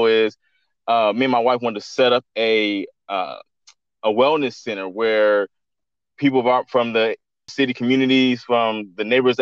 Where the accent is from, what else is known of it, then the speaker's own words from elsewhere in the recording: Central California, United States; now in Los Angeles, United States; I'm not originally from Los Angeles. I'm from like Central California, which is like 3 hours away from Los Angeles.